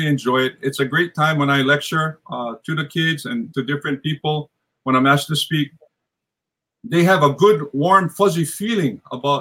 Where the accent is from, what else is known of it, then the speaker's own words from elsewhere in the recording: Hawaii, United States; I'm from Hawaii